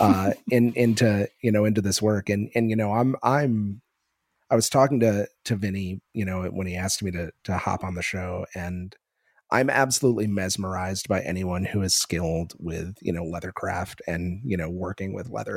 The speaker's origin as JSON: {"language": "English", "region": "Northeast", "country": "United States", "tie": "born or raised there", "moved": "as an adult", "lives_now": "Las Vegas, United States", "said": "growing up in the Northeast, it's been very surreal living here"}